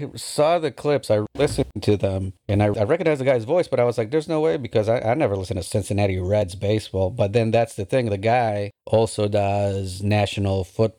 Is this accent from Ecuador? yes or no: no; United Kingdom; Yeah, we're British.